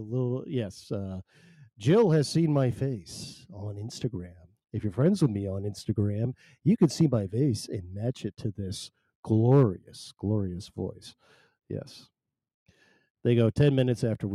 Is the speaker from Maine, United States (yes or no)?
yes; Maine, United States; I am not Canadian. I'm not Canadian. I'm from Maine. I'm from Maine, though